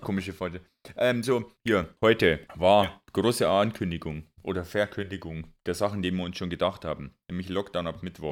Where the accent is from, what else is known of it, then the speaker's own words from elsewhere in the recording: Germany; als Deutscher